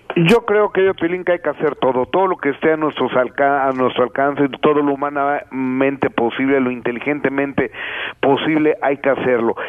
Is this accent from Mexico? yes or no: yes; Mexico; los mexicanos que estamos